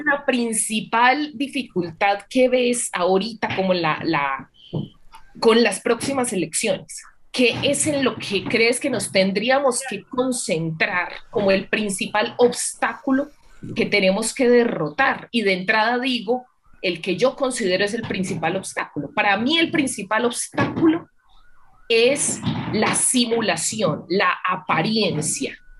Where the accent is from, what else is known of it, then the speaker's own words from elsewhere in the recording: Antioquia, Colombia; mi pueblo tiene 8 mil habitantes